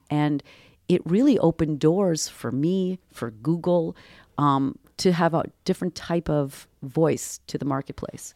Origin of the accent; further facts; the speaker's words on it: Boston, Massachusetts, United States; I come from Boston. I come from academic circles